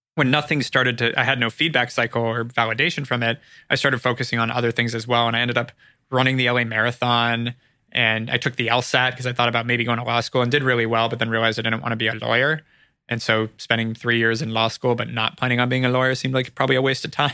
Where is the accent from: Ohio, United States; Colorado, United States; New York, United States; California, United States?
California, United States; Ojai; moved away as an adult; also born or lived in Los Angeles, United States / Arizona, United States; now in Santa Monica, United States; Born here, but grew up in Ojai